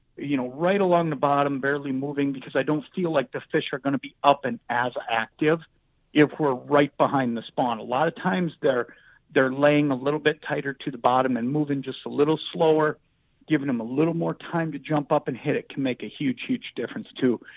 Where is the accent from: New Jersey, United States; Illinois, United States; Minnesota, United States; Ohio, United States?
Minnesota, United States; Anoka; I grew up in Anoka, just a couple hours south of Brainerd